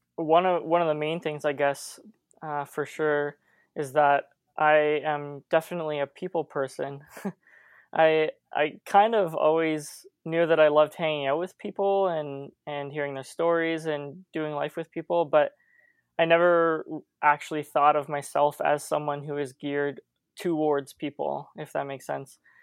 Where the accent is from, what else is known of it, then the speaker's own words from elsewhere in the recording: St. Catharines, Ontario, Canada; I grew up in Saint Catharines